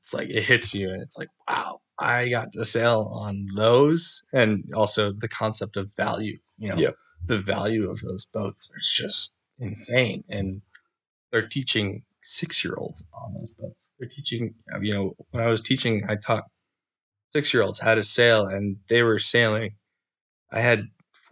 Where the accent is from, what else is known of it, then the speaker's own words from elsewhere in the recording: Bristol, Rhode Island, United States; I'm from Bristol.